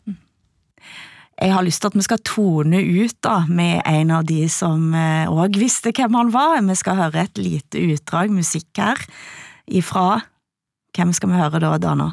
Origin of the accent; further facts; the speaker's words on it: Ryfylke, Rogaland, Norway; jeg kan kjenne meg som vestlending, jeg kan kjenne meg som ryfylking.